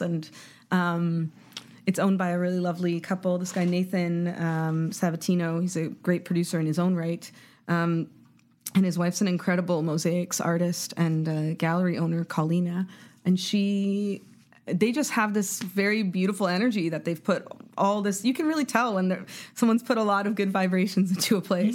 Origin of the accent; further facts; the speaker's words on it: Toronto, Ontario, Canada; I grew up in Canada, like, which is in Toronto